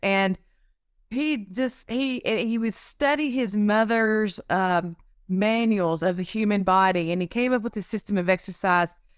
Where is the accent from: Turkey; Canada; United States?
United States; Cartersville, North Carolina; also born or lived in Arizona; I'm a local here. I grew up here in Cartersville and I went to East Forsyth High School